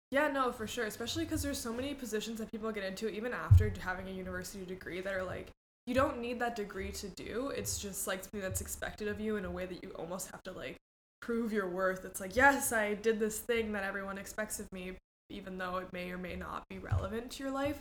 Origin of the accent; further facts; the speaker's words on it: Mexico; moved away; also born or lived in Cambridge, Massachusetts, United States; I moved to Mexico when I was 4 mm-hmm. and then I lived there most of my life. So kind of from Mexico